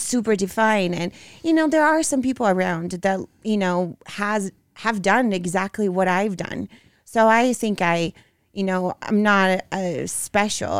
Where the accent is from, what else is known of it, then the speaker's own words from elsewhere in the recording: Brazil; English is a second language; moved away; I grew up in Brazil